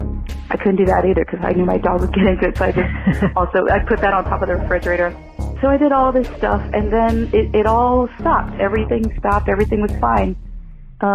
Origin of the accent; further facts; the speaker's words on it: San Antonio, Texas, United States; now in Los Angeles, United States; my hometown in Texas in San Antonio